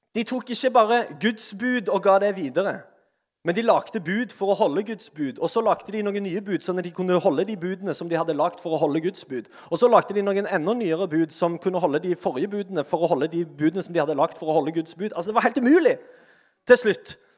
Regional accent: Sandnes, Rogaland, Norway; jeg er iallfall fra Sandnes

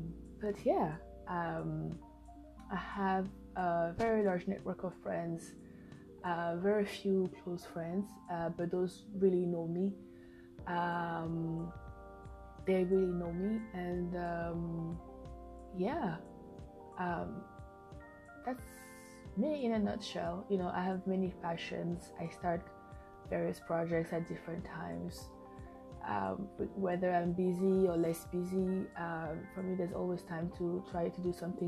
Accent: Bouaké, Vallée du Bandama, Côte d’Ivoire; born there; I was born in Ivory Coast, in Bouaké, a few years back. I'm 31 years old.

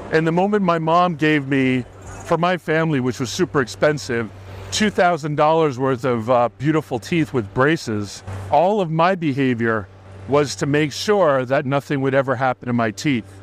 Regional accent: United States; in nineteen seventy, when I was born in America

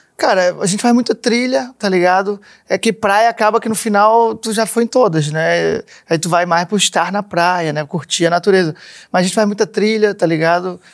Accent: Florianópolis, Santa Catarina, Brazil; accent: manezinho; sou de Floripa

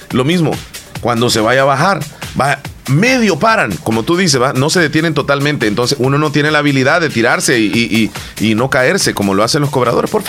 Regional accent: El Salvador; no porque van a aparecer en la foto, porque los van a denunciar, sino porque somos salvadoreños.

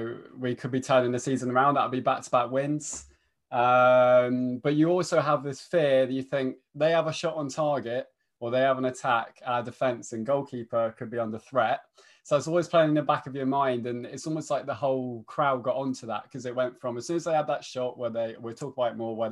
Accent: Leicester, East Midlands, United Kingdom; moved away; I'm originally from Leicester, but moved down here.

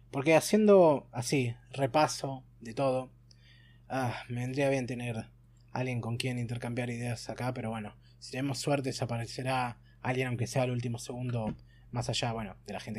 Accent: Argentina; bueno, somos argentinos, ese es un deporte nacional.

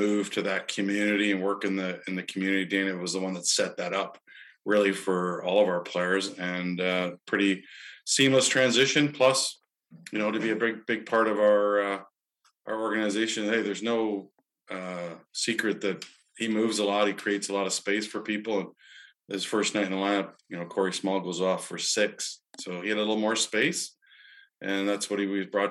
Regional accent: Peterborough, Ontario, Canada; moved away as an adult; also born or lived in Vancouver; now in Niagara region, Canada; a whole bunch of people I grew up with in Peterborough

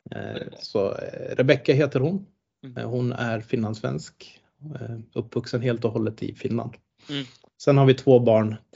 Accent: Tanzania; Eh, så jag är finlandssvensk. Mitt pass är finskt och har varit det ända sedan jag föddes. Men jag är född i Tanzania. Så jag är missionärsbarn och uppvuxen där då.

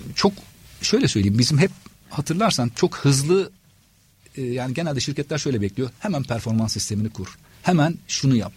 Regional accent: Adana, Turkey; moved away as an adult; also born or lived in Istanbul; Adanalıyım aslen ve Adana'da e, çalışmaya başladım.

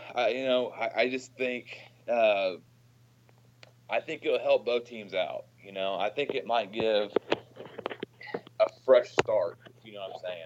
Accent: Oklahoma, United States; also born or lived in Stillwater, Oklahoma; I grew up in Oklahoma

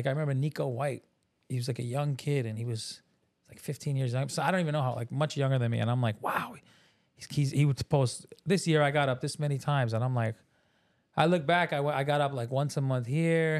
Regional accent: New York, United States; I'm from New York too

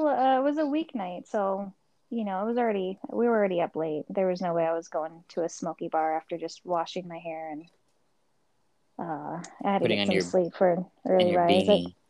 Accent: Las Vegas, Nevada, United States; also born or lived in Orange County, California; I'm from Vegas and Orange County, California.

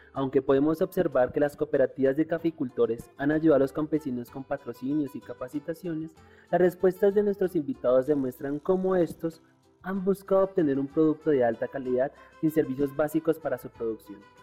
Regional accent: Colombia; Como colombianos, respiramos un mismo aire

